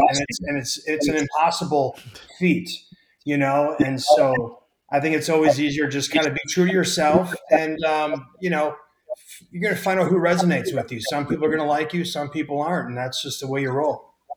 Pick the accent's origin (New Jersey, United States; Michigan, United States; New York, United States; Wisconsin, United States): Wisconsin, United States